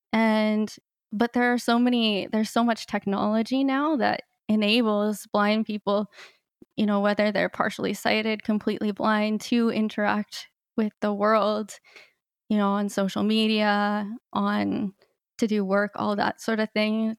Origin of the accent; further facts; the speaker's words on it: Canada; moved away as an adult; also born or lived in Peru; my life as a blind person growing up in Canada and then moving to Latin America